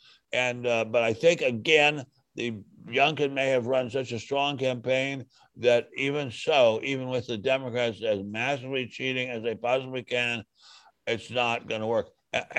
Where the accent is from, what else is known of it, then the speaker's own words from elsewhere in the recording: Montgomery County, Maryland, United States; I grew up in this area.